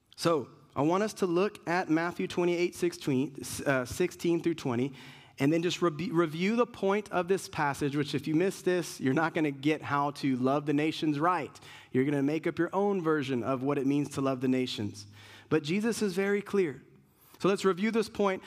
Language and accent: English; Puerto Rico; I'm Puerto Rican